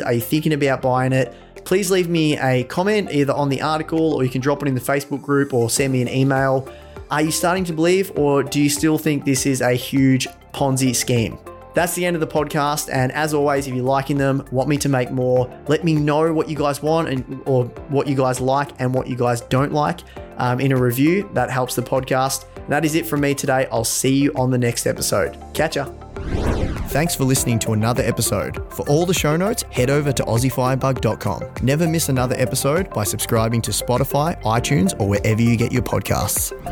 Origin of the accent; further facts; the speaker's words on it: Australia; as an Australian